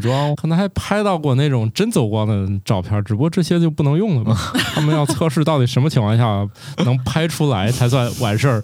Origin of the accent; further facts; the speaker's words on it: Northeast China, China; 我们家是东北人